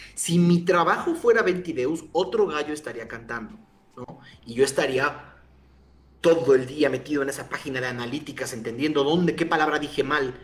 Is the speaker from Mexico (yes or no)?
yes; Mexico